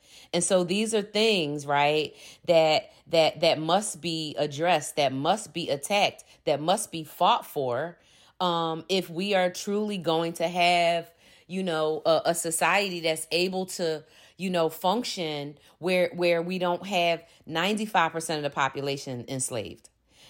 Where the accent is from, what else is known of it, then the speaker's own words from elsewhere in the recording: Philadelphia, Pennsylvania, United States; born there; I'm a 53-year-old Black woman, and I was born in 1969 in Philadelphia, Pennsylvania.